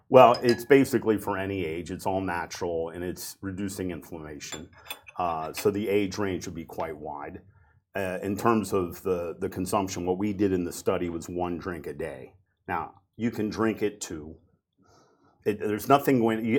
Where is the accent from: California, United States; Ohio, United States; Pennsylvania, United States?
Ohio, United States; Cincinnati; a company in my hometown, Cincinnati, Ohio, called Procter and Gamble.